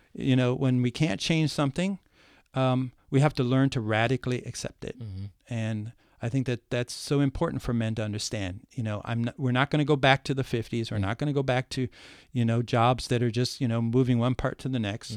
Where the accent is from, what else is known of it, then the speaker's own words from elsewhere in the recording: Ohio, United States; moved away; also born or lived in New York City; I escaped the cornfields of Ohio, uh-huh. right? but I was born in the cornfields mm-hmm. nearby.